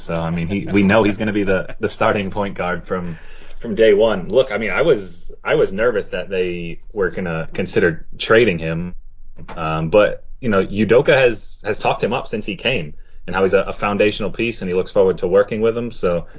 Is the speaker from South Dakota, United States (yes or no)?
no; Rhode Island, United States; moved away; I'm originally from Rhode Island, so grew up watching Providence all the time.